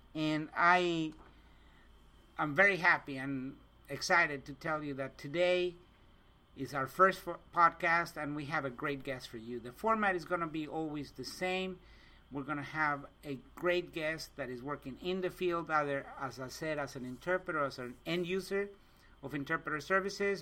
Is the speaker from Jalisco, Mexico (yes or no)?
no; Mexico City, Mexico; moved away as an adult; now in United States; I was born and raised in Mexico City, and about 30 years ago, I came to the States